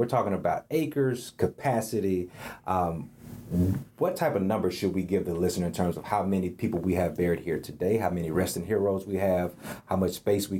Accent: the South, United States; for a guy like myself growing up in the South

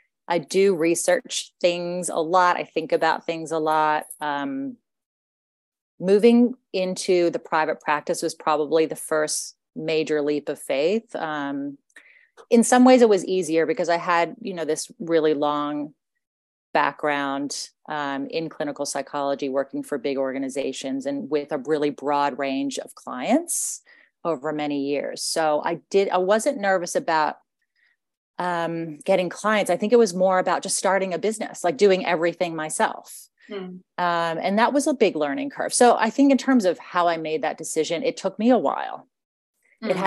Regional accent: United States; accent: American; moved away as an adult; now in Australia; I was originally grew up in the States, and I was educated in the States

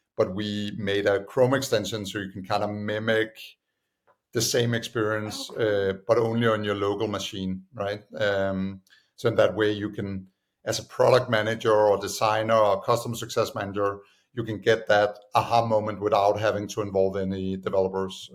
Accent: Copenhagen, Capital Region of Denmark, Denmark; moved away as an adult; also born or lived in United States; I'm originally from Denmark, uh, Copenhagen

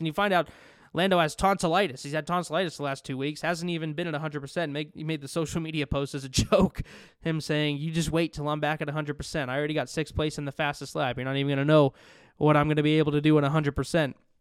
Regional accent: Las Vegas, Nevada, United States; I'm from Las Vegas. I live in Las Vegas

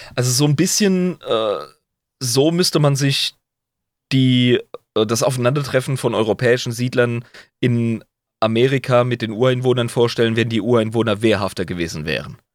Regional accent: Rhineland-Palatinate, Germany; ich als Pfälzer

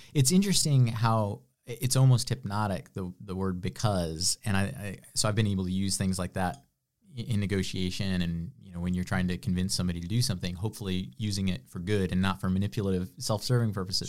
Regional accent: west of Chicago, Illinois, United States; moved away as an adult; now in Greenville, United States; I'm from the Midwest. I was, uh, kind of the cornfields of Illinois, west of Chicago, a hundred miles

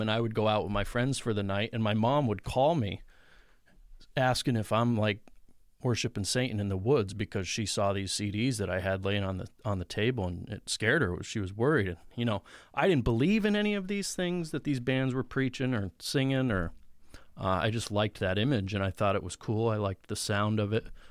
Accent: Mountain Top, Pennsylvania, United States; now in Mifflinville, United States; I grew up in Mountaintop, Pennsylvania

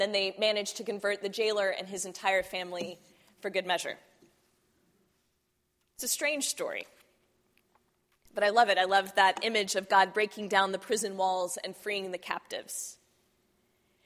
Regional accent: Texas, United States; I grew up in Texas

